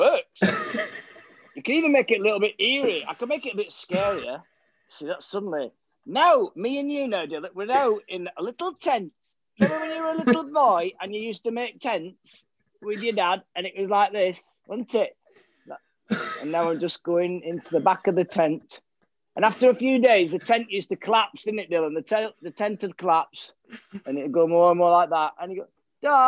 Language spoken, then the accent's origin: English; Milnrow, North West England, United Kingdom; also born or lived in Oldham; I grew up in a village called Milnrow, which is near Rochdale, between Rochdale and Oldham.